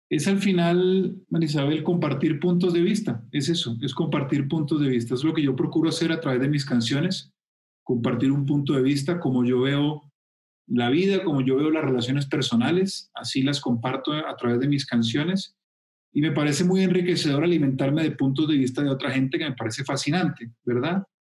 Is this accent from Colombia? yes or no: yes; Colombia; en mi tierra